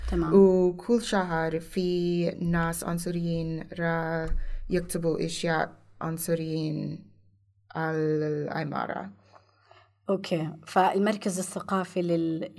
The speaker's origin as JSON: {"language": "Arabic", "region": "Indiana", "country": "United States", "second_language": "Arabic", "said": "مايك بنس أوكي. من انديانا من مدينتي"}